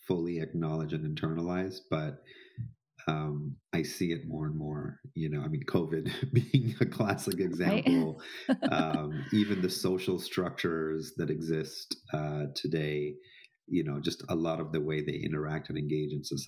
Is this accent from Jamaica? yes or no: yes; Jamaica; I grew up in Jamaica, in an Indian, you know, sort of household